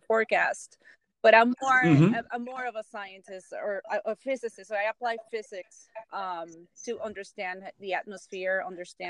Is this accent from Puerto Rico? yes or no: yes; Guaynabo, Puerto Rico; I am from Guaynabo, Puerto Rico.